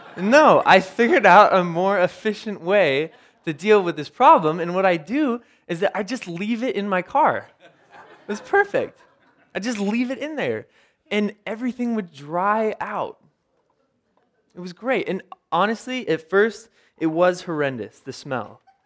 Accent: Ventura, California, United States; I grew up in Ventura.

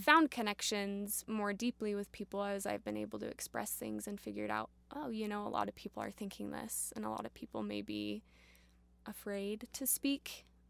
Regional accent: Provo, Utah, United States; also born or lived in Berlin, Germany; I am actually from Provo, Utah. Okay. Born and raised in Provo

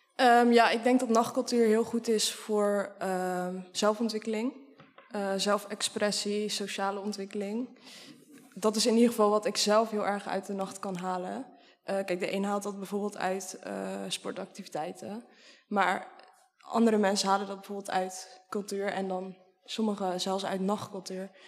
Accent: Sliedrecht, South Holland, Netherlands; Sliedrecht, dat is een dorpje waar ik ben opgegroeid en op dit moment woon.

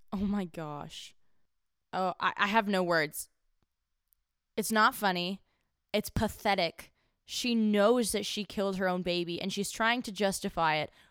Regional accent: Houston, Texas, United States; my hometown, Houston

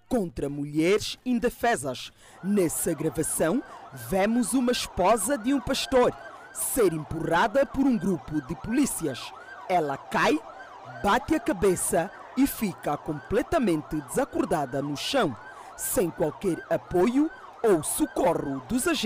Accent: Angola; Eu, como angolano, falo isso.

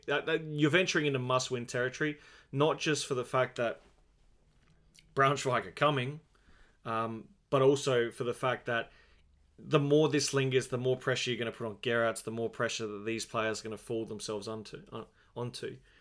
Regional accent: Australia; As an Australian

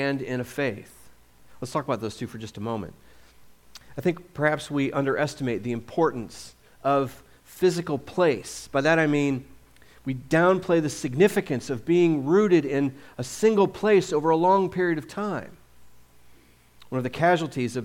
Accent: St. Louis, Missouri, United States; moved away; I usually say I'm from the St. Louis area because that's where I spent my childhood.

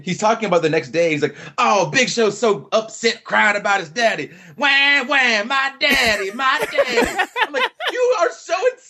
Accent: Georgia, United States; growing up in Georgia.

